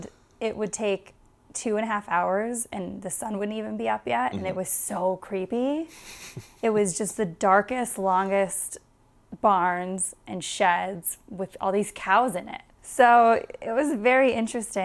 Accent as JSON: {"language": "English", "region": "Wisconsin", "country": "United States", "said": "I was from Wisconsin."}